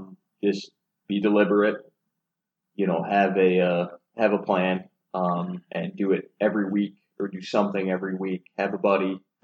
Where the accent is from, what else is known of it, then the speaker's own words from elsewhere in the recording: Alabama, United States; we're from Alabama.